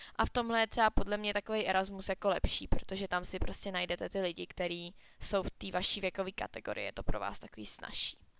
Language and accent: Czech; Cheb, Karlovy Vary Region, Czechia; u nás na škole na Gimplu v Chebu